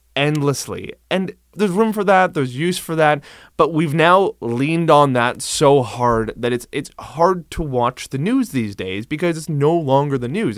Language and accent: English; Cape Breton, Nova Scotia, Canada; my hometown of Cape Breton